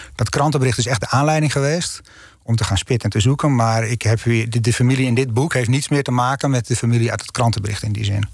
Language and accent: Dutch; North Holland, Netherlands; ik ben Noord-Hollander